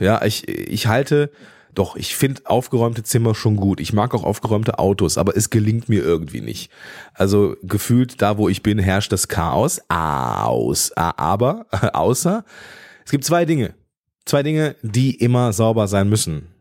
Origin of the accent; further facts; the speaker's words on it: Moers, North Rhine-Westphalia, Germany; also born or lived in Düsseldorf / Eifel; Ich bin im Dreistromgebiet groß geworden, zwischen dem Niederrhein, dem Ruhrgebiet